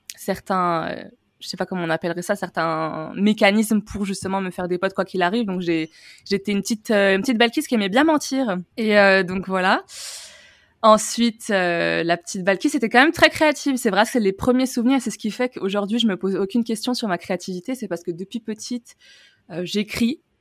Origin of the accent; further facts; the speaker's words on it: Tunisia; moved away as an adult; now in France; je suis née en Tunisie, j'y suis, euh, enfin, ai grandi jusqu'à mes 18 ans. Et ensuite, je suis venue en France